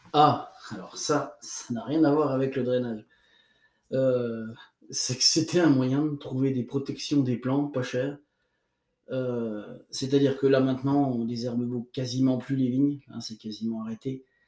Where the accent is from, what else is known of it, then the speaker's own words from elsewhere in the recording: Burgundy, Bourgogne-Franche-Comté, France; chez nous en Bourgogne